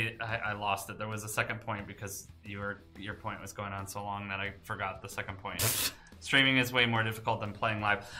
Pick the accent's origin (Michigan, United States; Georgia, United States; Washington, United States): Michigan, United States; Detroit; Detroit is my hometown